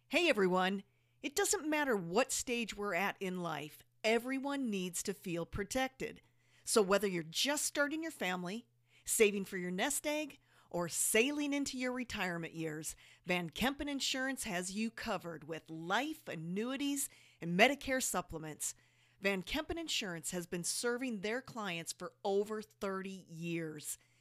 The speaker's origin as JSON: {"language": "English", "region": "South Dakota", "country": "United States", "moved": "yes", "lives_now": "Las Vegas, United States", "said": "Jody and I moved from one of the coldest places"}